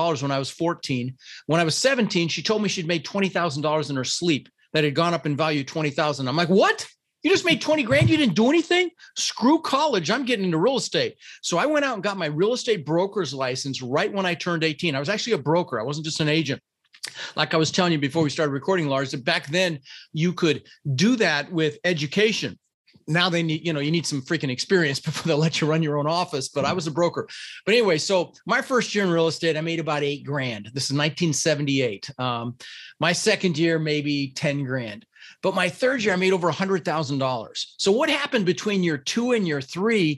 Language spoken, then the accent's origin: English; Denver, Colorado, United States; first language Dutch; English is a second language; also born or lived in Netherlands; I was born in the Netherlands, Holland, wooden shoes, windmills, you know, and I came over with my brother, Albert, my mother's Vancha, and we ended up in Denver, Colorado.